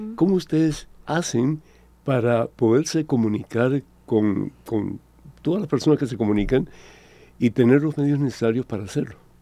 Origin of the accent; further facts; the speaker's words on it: Cuba; moved away; yo soy de Cuba originalmente y mi juventud fue muy fea